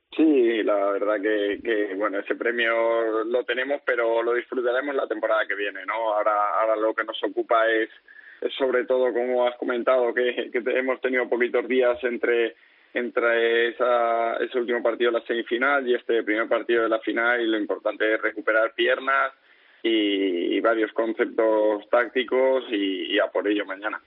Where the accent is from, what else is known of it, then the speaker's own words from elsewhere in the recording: Valencia, Valencian Community, Spain; moved away as an adult; also born or lived in Murcia / Jumilla; yo que soy valenciano